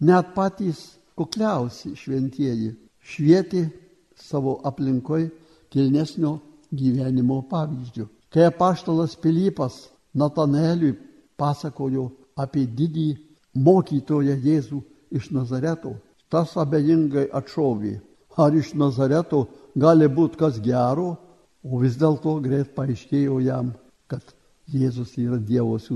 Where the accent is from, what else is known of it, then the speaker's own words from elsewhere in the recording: Lithuania; mes lietuviai gyvendami tarp didžiųjų tautų